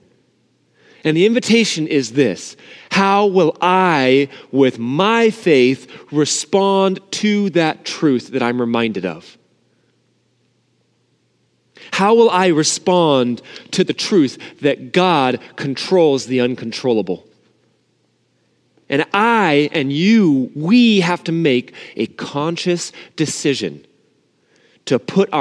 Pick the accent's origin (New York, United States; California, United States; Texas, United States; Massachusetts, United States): California, United States; Southern; I grew up in Southern California like a lot of you guys too. But even though I grew up here